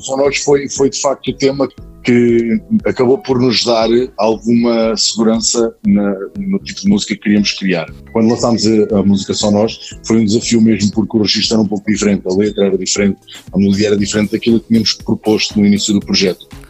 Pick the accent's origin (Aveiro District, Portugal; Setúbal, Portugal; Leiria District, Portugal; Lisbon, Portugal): Leiria District, Portugal; Praia da Vieira; now in Leiria, Portugal; Praia da Vieira, que é, que é onde, eu, onde eu vivo, uh, ou seja, de onde eu sou natural, neste momento vivo em Leiria